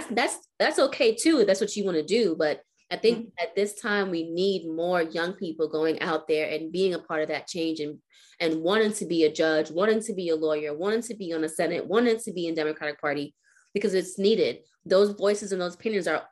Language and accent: English; United States; we, as American people